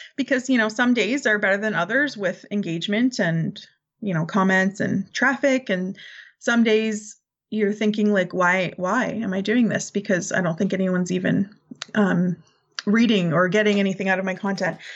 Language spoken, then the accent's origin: English; Canada; I'm Canadian